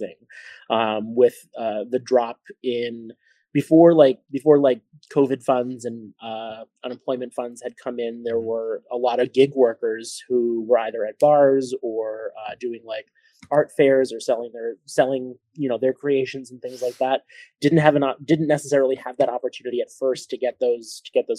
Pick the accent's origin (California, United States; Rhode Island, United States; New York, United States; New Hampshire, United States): Rhode Island, United States; Warwick; I'm a local Rhode Island resident. I was born in Warwick, Rhode Island